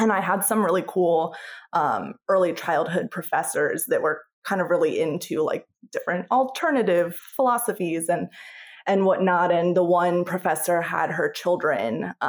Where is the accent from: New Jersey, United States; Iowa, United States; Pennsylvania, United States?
Pennsylvania, United States; moved away as an adult; I'm from Pennsylvania, and they call it TSSing